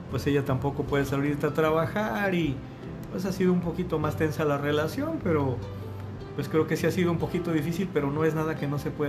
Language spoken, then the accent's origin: Spanish; Aguascalientes, Mexico; porque yo soy del Bajío, yo soy de Aguascalientes